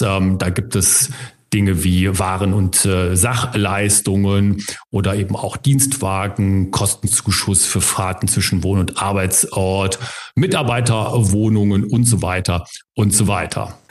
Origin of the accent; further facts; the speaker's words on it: Germany; bei uns in Deutschland